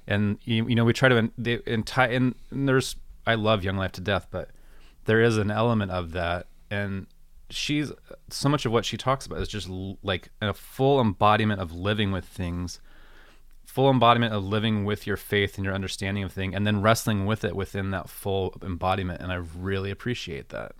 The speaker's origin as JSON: {"language": "English", "country": "United States", "tie": "born or raised there", "said": "growing up in American Christianity"}